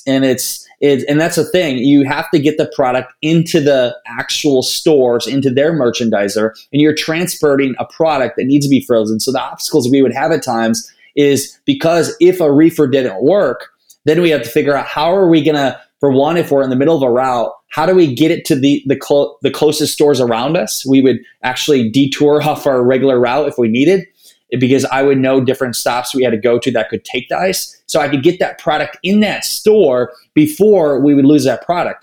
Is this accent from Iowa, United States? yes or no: yes; Northeast Iowa, United States; I grew up in Northeast Iowa, a small town of 700 people.